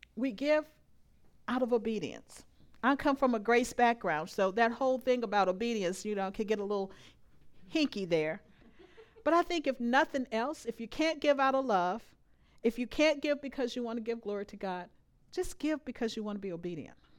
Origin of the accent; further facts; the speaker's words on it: Louisiana, United States; moved away; I am from Louisiana.